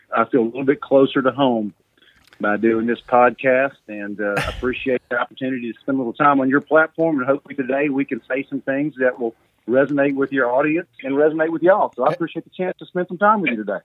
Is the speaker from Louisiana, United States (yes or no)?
no; Mobile, Alabama, United States; I'm from Mobile, Alabama. I went to St. Paul's